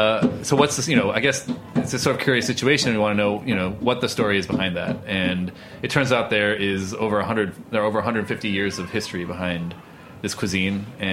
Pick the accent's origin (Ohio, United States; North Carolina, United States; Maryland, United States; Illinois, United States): Illinois, United States; Danville; moved away; I grew up in the Midwest, right? Okay. You know, middle of nowhere, Danville, Illinois.